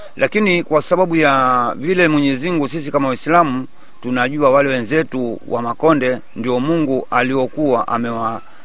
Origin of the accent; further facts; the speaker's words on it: Kichaka Mkwaju, Kwale County, Kenya; Nimezaliwa hapa hapa Kichaka Mkwaju. Wazazi wangu ni wa hapa hapa Kichaka Nkwaju